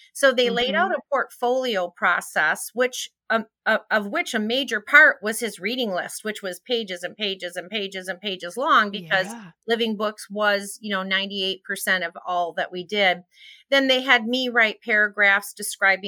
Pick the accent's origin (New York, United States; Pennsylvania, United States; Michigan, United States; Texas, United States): Michigan, United States; Calumet; moved away; I was born up in there, Calumet on the Keweenaw.